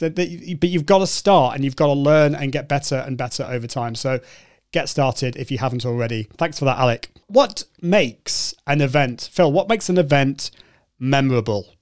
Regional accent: United Kingdom; a Brit coming over to the US

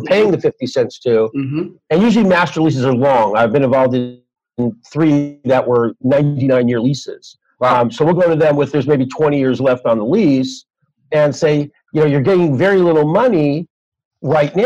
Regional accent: Los Angeles, California, United States; I'm from Los Angeles

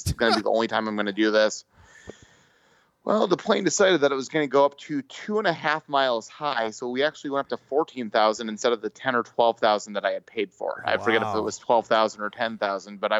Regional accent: California, United States; moved away; I'm from California

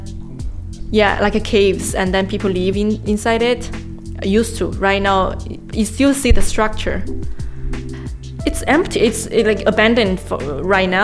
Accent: Pingliang, Gansu, China; now in Shanghai, China; I'm from Gansu.

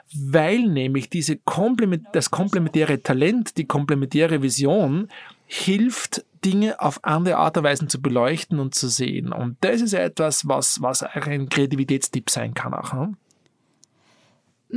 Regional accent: Austria; als Österreicher, als Europäer

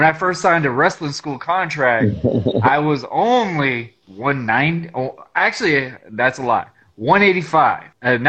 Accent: Jacksonville, Florida, United States; also born or lived in New Groton, Connecticut / Miami; I was born in New Groton, Connecticut, pretty much raised in Jacksonville and the Miami area due to my dad being in the Navy.

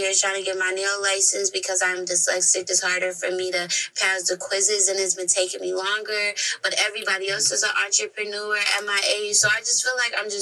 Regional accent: Minnesota, United States; born and raised in Minnesota

